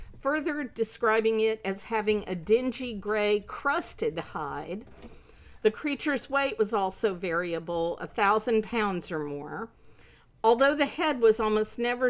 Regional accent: the White River, Missouri Ozarks, United States; we live on the White River. We grew up on the White River

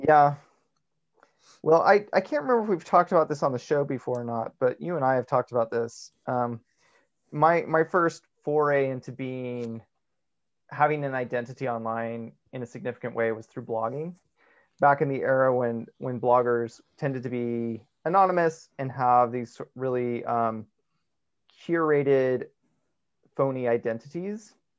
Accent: United States; as American Mormons

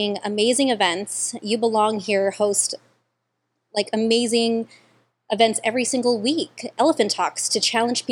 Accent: National City, California, United States; I grew up here in National City in Paradise Hills. We moved here when I was, like, 9 years old.

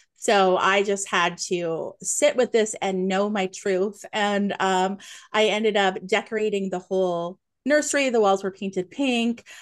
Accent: Nova Scotia, Canada; moved away as an adult; now in Ontario, Canada; I'm a maritimer like you. I am born and raised in Nova Scotia, currently living in Ontario

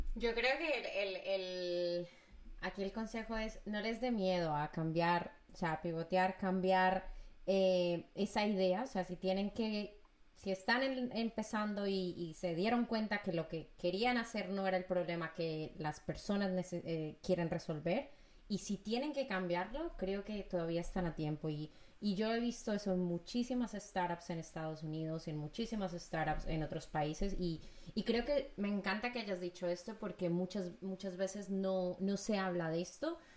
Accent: Medellín, Antioquia, Colombia; mi ciudad natal, Medellín

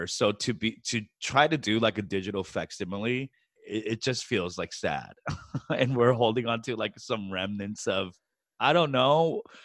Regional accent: New York City, New York, United States; moved away; also born or lived in San Francisco / Chicago / Los Angeles; I grew up in New York City

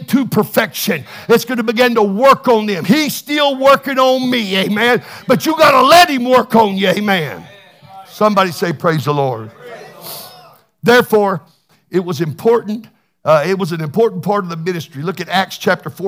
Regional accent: Texas, United States; I'm from Texas

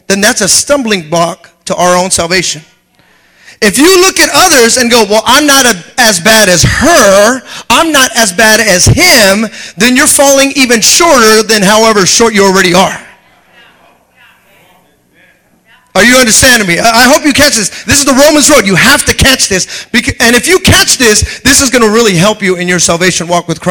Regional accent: United States; me coming in as an American

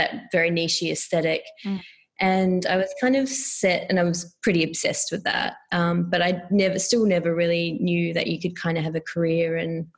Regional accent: Auckland, New Zealand; moved away; also born or lived in India / Melbourne; grew up in Auckland and consider myself a Kiwi.

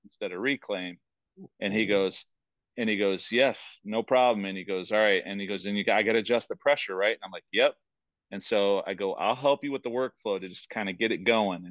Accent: Toledo, Ohio, United States; now in Rock Hill, United States; I'm originally from Toledo, Ohio

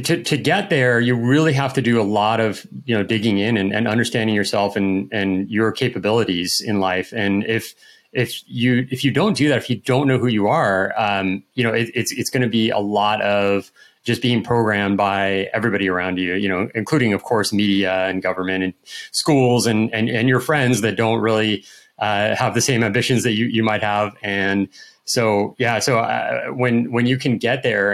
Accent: outside of San Francisco, California, United States; also born or lived in Austin / Florianopolis, Brazil; now in Brazil; I grew up in California, and I was outside of San Francisco

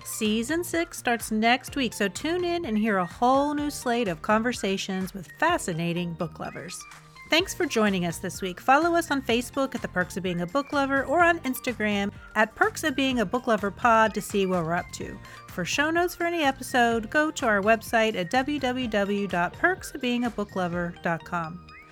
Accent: West Virginia, United States; a small town in West Virginia, which is my home state

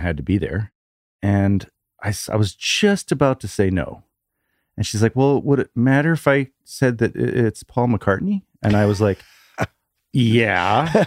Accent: Vancouver, British Columbia, Canada; moved away; Oh, Vancouver

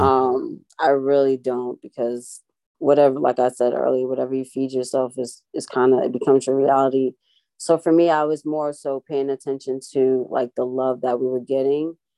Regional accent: Boston, Massachusetts, United States; growing up, you know, I grew up in Boston a time

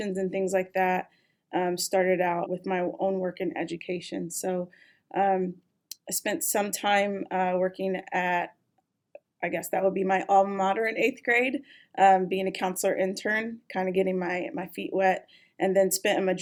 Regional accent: Indianapolis, Indiana, United States; moved away as an adult; now in San Diego, United States; I'm originally from Indianapolis, Indiana.

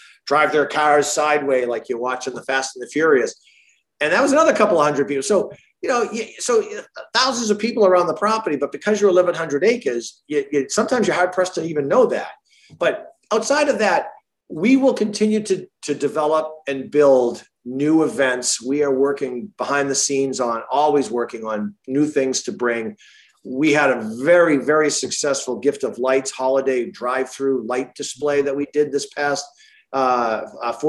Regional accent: Marlborough, Massachusetts, United States; I grew up in Massachusetts. I'm a Central Mass kid, Marlboro.

